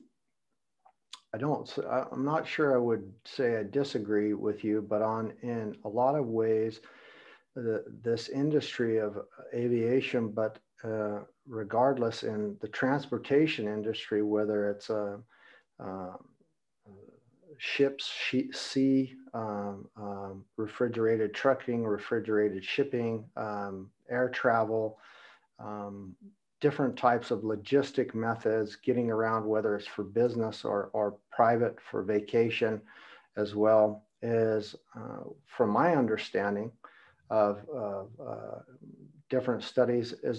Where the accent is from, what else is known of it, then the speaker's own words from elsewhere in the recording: United States; I'm from America and I have businesses and productions all over the world